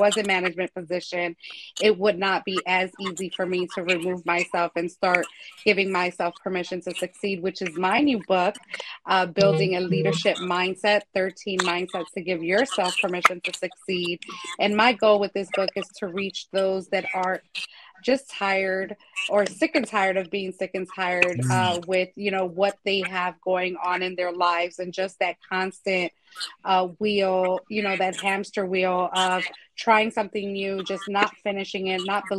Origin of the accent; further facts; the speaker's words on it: Chicago, Illinois, United States; moved away as an adult; now in Philadelphia, United States; originally from Chicago